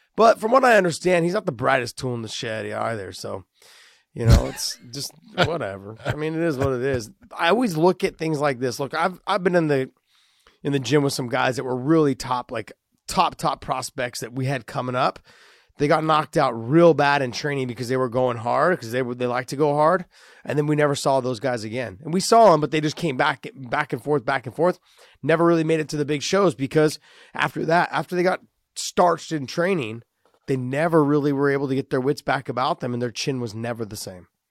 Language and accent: English; United States; we're from the States